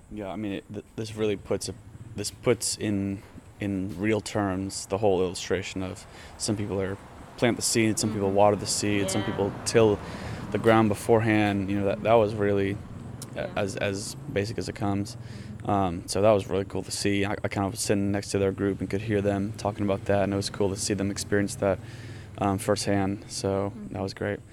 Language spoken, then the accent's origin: English; United States; as an American